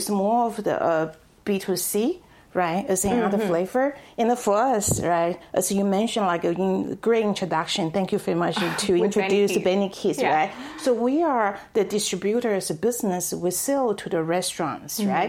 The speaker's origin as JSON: {"language": "English", "town": "Taipei", "country": "Taiwan", "tie": "born or raised there", "also_born_or_lived": "Texas, United States", "moved": "yes", "lives_now": "Dallas, United States", "said": "I was born and raised in Taipei, Taiwan. I have been in the United States for over 20 years."}